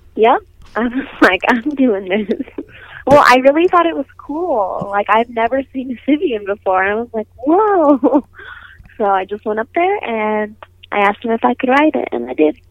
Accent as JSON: {"language": "English", "region": "Nevada", "country": "United States", "tie": "born or raised there", "said": "I was born in Nevada"}